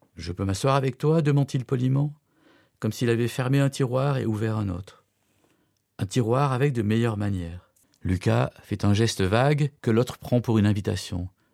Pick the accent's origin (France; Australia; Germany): Germany; Cologne, North Rhine-Westphalia; je suis né et j'ai grandi à Cologne